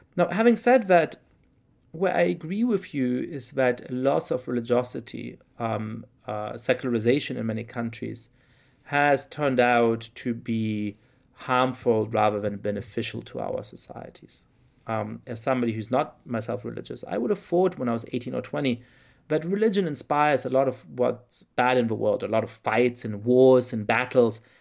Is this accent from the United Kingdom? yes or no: no; Germany; now in United States; I grew up in Germany in perfectly comfortable but somewhat complicated circumstances